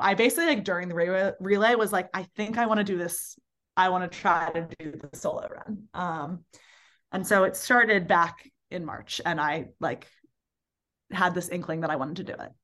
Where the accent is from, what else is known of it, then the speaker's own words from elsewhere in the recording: Baltimore, Maryland, United States; moved away as an adult; now in New Orleans, United States; I grew up in Baltimore